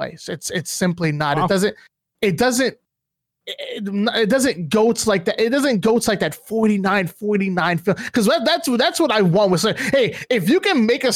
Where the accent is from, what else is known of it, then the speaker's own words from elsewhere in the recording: New Jersey, United States; now in Atlanta, United States; I'm from Jersey, but I'm here now